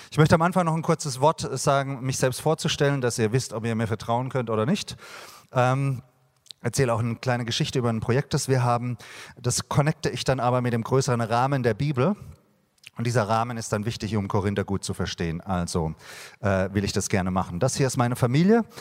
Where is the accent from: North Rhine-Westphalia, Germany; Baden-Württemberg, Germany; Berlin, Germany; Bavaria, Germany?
Baden-Württemberg, Germany; ich habe ein Riesenherz für meine Stadt Heidelberg. Ich bin da in der Nähe aufgewachsen